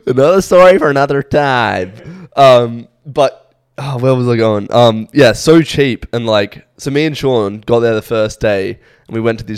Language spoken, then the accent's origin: English; Australia; moved away as an adult; now in United Kingdom; I'm from Australia.